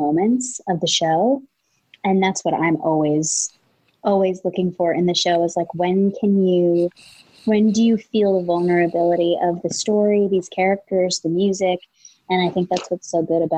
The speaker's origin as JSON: {"language": "English", "town": "Ridgewood", "region": "New Jersey", "country": "United States", "tie": "born or raised there", "also_born_or_lived": "Los Angeles", "moved": "yes", "said": "I grew up in Ridgewood, New Jersey"}